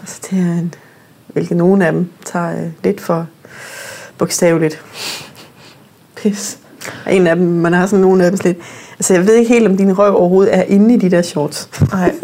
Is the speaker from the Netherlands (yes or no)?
no; Northern Norway, Norway; moved away; jeg er vokset op i Nordnorge, som min far er same, så jeg har hele min familie er samer